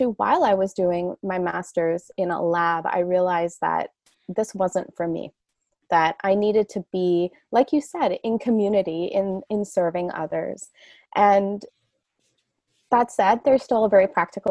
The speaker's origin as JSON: {"language": "English", "country": "Canada", "moved": "as an adult", "said": "I'm Canadian"}